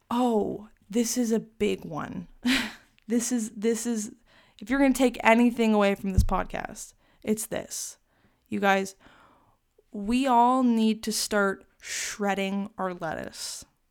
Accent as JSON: {"language": "English", "region": "Arizona", "country": "United States", "said": "I'm from Arizona, so I don't really experience, like, the cold."}